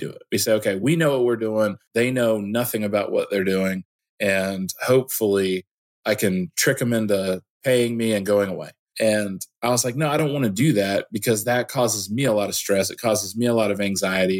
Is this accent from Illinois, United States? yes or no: yes; Illinois, United States; now in Georgia, United States; I am originally from Illinois and I moved to Georgia in 1998. And so I've lived down here for most of my life.